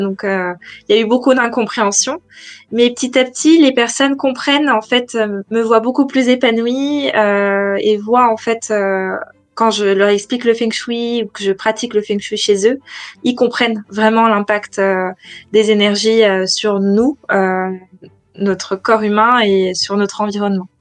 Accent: France; moved away as an adult; also born or lived in Paris, France; now in London, United Kingdom; je suis française

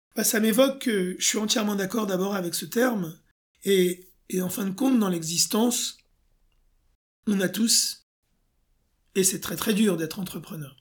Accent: France; je suis français.

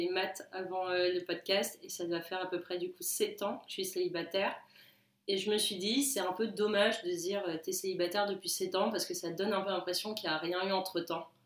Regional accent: Toulon, Provence-Alpes-Côte d'Azur, France; moved away as an adult; now in Paris, France; j'ai 28 ans. Euh, je vis actuellement à Paris depuis à peu près, euh, je pense, 5 ans maintenant. Je suis originaire de Toulon.

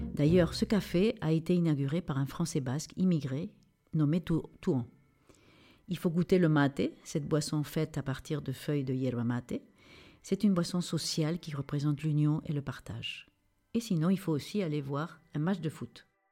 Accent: Lima, Peru; moved away; ma ville natale, Lima

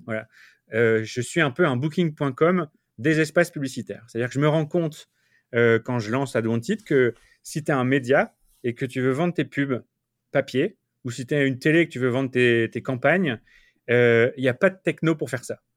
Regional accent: France; moved away as an adult; also born or lived in Lille / Paris; now in New York, United States

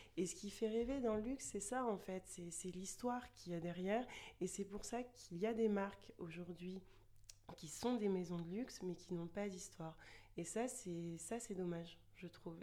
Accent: Chartres, Centre-Val de Loire, France; moved away as an adult; now in Toulouse, France; je vis à Toulouse depuis euh, un peu plus de 10 ans et je suis originaire de Chartres, une petite ville près de Paris.

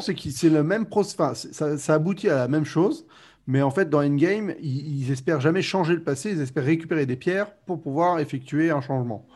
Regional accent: France; also born or lived in United States; je suis français

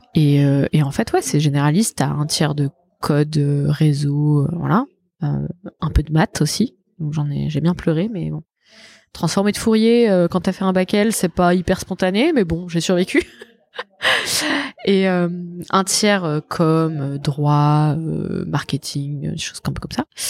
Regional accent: Savoy, Auvergne-Rhône-Alpes, France; moi je suis savoyarde

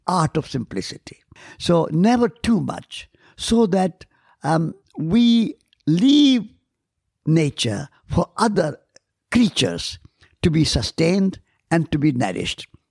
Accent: India; I'm Indian.

